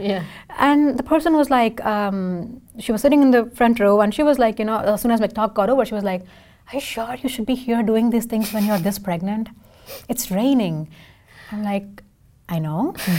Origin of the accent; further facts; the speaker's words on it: India; first language Tamil; English is a second language; now in Seattle, United States; I can sing in four languages because I'm from India